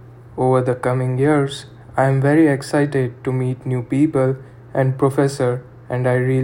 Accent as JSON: {"language": "English", "country": "India", "moved": "as an adult", "lives_now": "United States", "said": "I'm from India. I moved to the USA 2 weeks ago"}